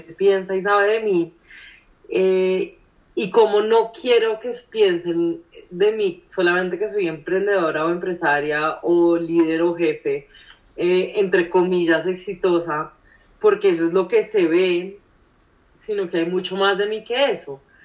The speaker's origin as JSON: {"language": "Spanish", "country": "Colombia", "said": "soy colombiana, soy millennial"}